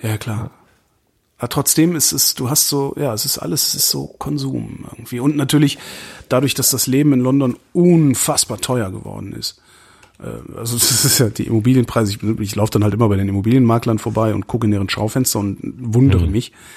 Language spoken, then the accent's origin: German; Germany; now in Berlin, Germany; I'm German